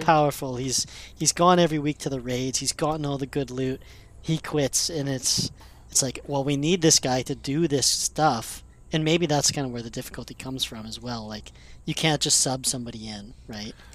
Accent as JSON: {"language": "English", "country": "Canada", "said": "me being Canadian"}